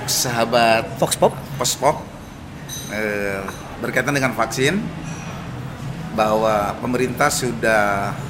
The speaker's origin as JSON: {"language": "Indonesian", "town": "Cipatujah", "region": "West Java", "country": "Indonesia", "said": "Kalau pulang ke kampung saya dari Cipatujah"}